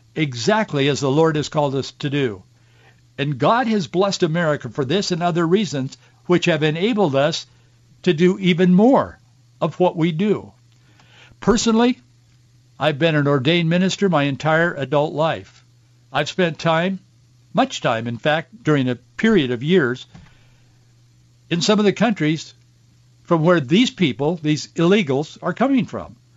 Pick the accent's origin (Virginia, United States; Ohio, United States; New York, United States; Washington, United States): Washington, United States; Yakima; I was born in Yakima, grew up on an orchard in the Yakima Valley